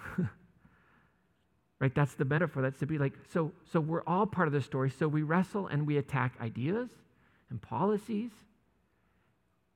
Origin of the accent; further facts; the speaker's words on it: United States; as American Christians